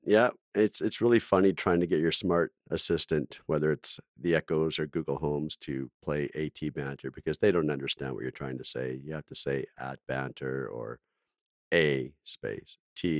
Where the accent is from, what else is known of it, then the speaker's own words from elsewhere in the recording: Alberta, Canada; I grew up in Alberta, so.